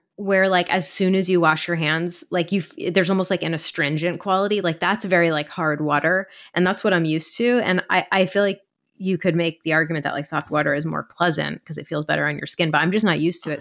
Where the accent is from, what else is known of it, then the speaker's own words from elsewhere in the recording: East Coast, United States; I grew up in the East Coast